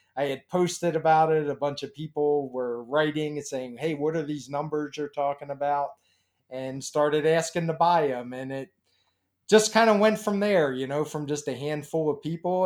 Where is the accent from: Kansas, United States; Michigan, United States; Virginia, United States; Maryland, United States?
Maryland, United States; Baltimore; I grew up in Baltimore